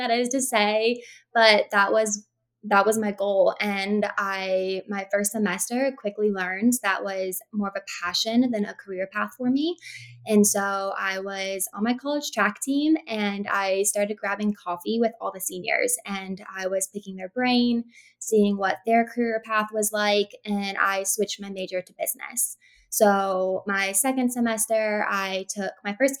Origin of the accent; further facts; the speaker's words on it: Florida, United States; also born or lived in Texas; I was born in Texas. I moved to Florida when I was 3. So Florida, I say I'm a Floridian